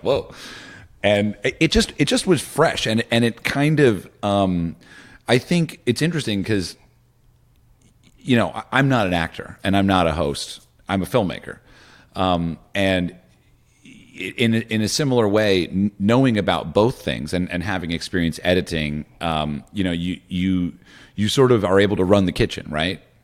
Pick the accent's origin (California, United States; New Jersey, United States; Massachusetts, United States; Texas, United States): New Jersey, United States; Morristown; moved away; also born or lived in Laurel Canyon, Los Angeles; I'm also from New Jersey.